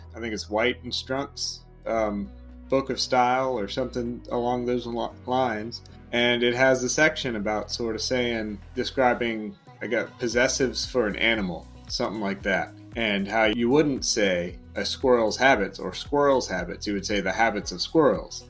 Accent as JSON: {"language": "English", "town": "Atlanta", "region": "Georgia", "country": "United States", "tie": "born or raised there", "also_born_or_lived": "Marietta, Georgia", "moved": "as an adult", "lives_now": "Charleston, United States", "said": "I'm originally from Atlanta, Georgia, born and raised."}